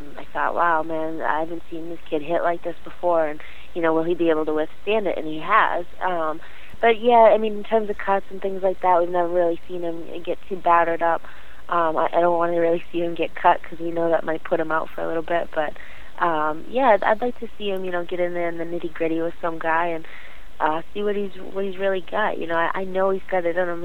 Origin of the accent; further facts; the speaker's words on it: Boston, Massachusetts, United States; I'm from Boston